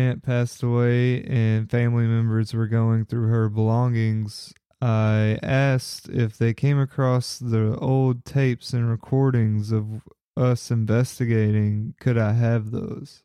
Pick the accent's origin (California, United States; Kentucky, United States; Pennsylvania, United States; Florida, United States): Kentucky, United States; Paris; Paris, Kentucky, which was my hometown where I grew up